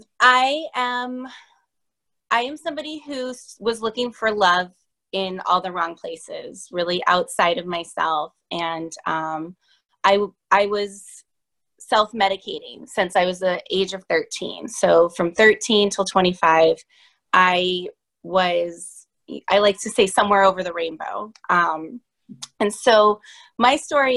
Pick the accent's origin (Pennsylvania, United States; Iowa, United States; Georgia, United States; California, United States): California, United States; San Diego; now in Boston, United States; I am originally from the West Coast, San Diego, and I reside in Boston now